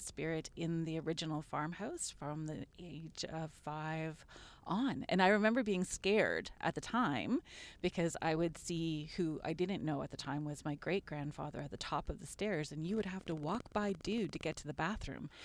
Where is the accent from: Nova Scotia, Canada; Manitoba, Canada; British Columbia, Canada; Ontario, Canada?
Ontario, Canada; Sault Ste. Marie; moved away as an adult; now in Guelph, Canada; I grew up outside of Sault Ste. Marie